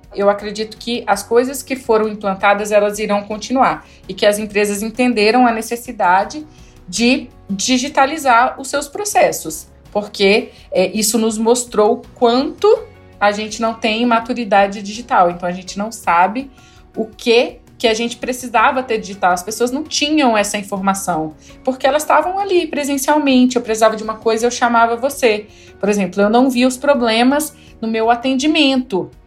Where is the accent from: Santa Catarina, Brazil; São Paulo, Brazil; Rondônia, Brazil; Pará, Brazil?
Rondônia, Brazil; interior of; now in Brasília, Brazil; eu sou do interior de Rondônia, de uma cidadezinha aí de 6 mil habitantes